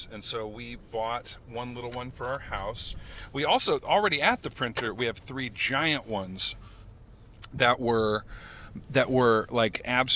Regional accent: Sacramento, California, United States; also born or lived in Palm Springs, California / Indio, California; I grew up in Sacramento. I was born in Palm Springs.

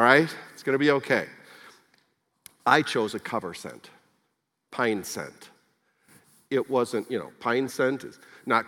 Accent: Wisconsin, United States; born or raised there

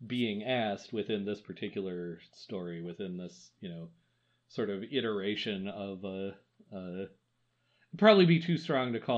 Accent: Wisconsin, United States; I'm from Wisconsin

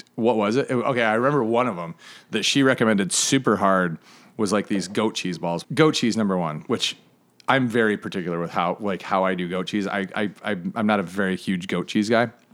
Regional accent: Flint, Michigan, United States; now in Charleston, United States; I grew up in Northern Michigan.

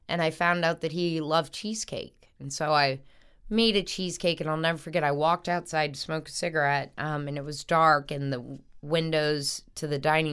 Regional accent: North Shore, Louisiana, United States; also born or lived in New Orleans; I grew up on the North Shore for a while

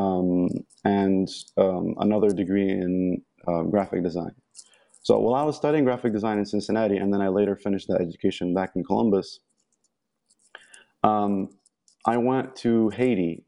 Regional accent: Egypt; moved away; I'm from Egypt. I was born and raised in Egypt.

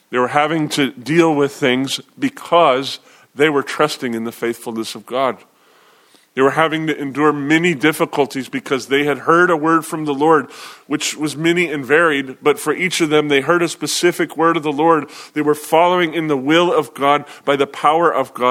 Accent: United States; especially as American believers

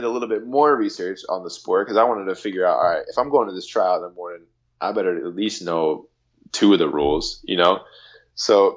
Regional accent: United States; as an American athlete we do growing up

